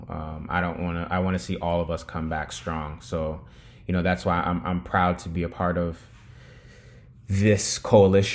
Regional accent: New York City, New York, United States; I'm from the Bronx

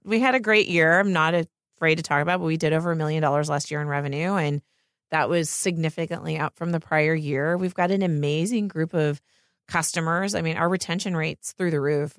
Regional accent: Pennsylvania, United States; moved away as an adult; now in Los Angeles, United States; I grew up in Pennsylvania, in the middle of nowhere.

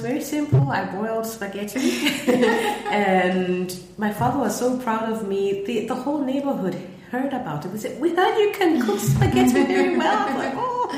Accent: Botswana; moved away as an adult; also born or lived in Melbourne, Australia / London, United Kingdom; now in Lagos, Nigeria; I was born in Botswana and lived there. I grew up there my whole life up until I left for university.

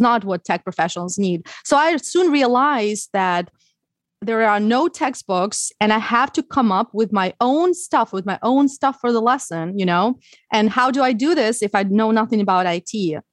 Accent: Ukraine; English is a second language; moved away as an adult; also born or lived in Odessa; now in United States; i learned english when i was in ukraine i didn't live in the us when i was a when i was a child

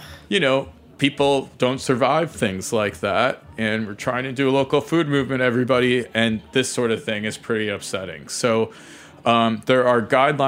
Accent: Ohio, United States; I grew up in Ohio

